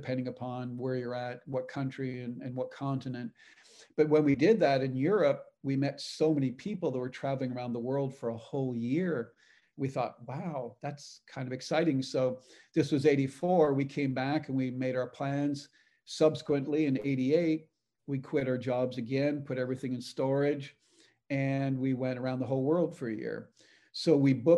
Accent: Canada; moved away as an adult; also born or lived in Texas, United States; now in United States; I'm from Canada. Both grew up on farms

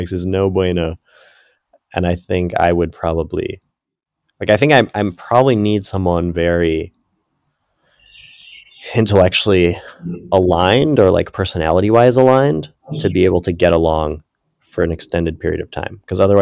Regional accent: United States; also born or lived in Ecuador; I'm American

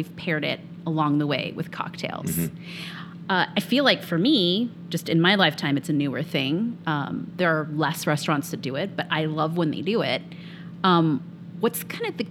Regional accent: Napa, California, United States; also born or lived in Bay Area; I'm from the Bay Area and I grew up in Napa area

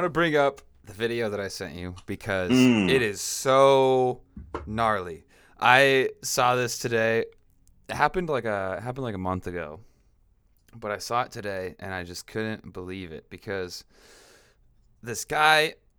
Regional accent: Washington, United States; now in California, United States; In Washington State.

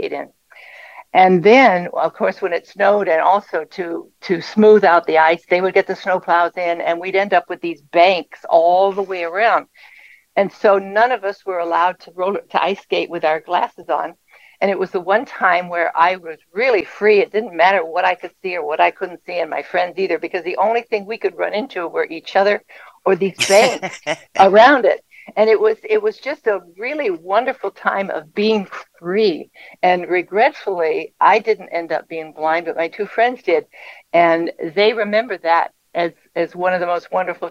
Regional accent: Chicago, Illinois, United States; we were born and raised in Chicago

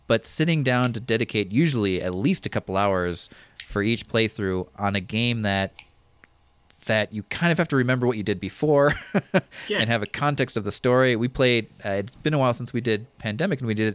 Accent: Midwest, United States; I grew up in the Midwest

